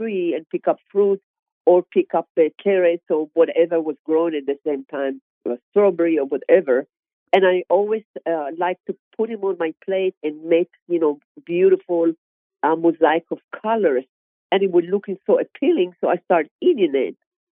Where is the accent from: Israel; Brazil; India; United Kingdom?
Israel; English is a second language; moved away as an adult; now in United States; I am originally born and grown in Israel, state of Israel.